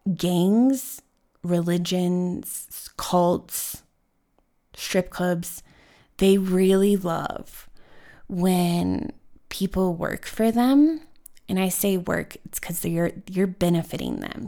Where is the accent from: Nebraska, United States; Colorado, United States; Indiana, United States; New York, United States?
Colorado, United States; Denver; growing up in Denver